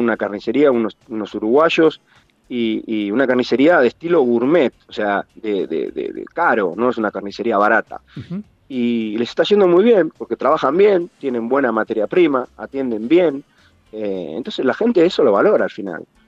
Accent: 9 de Julio, Buenos Aires Province, Argentina; moved away as an adult; also born or lived in Mar del Plata; now in Valencia, Spain; dejé mi 9 de julio con 12 años, me fui a Mar de Plata, nos fuimos con la familia, después de Mar del Plata me volví a 9 de julio, me fui a Buenos Aires, me vine a España

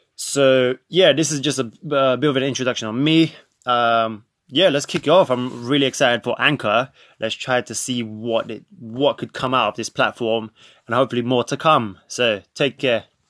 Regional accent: London, United Kingdom; also born or lived in Krakow, Poland; grew up, since the age of five, I grew up in London, more specifically North London.

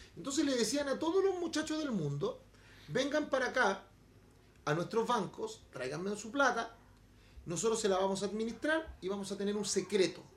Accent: Chile; Los chilenos somos xenófobos, los chilenos somos racistas

